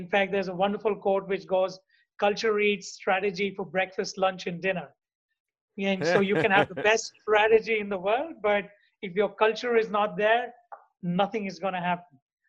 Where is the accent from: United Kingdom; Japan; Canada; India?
India; also born or lived in Hungary / United States / South Africa / Dubai; now in New York, United States; So I'm originally from India. I'm the son of a physicist.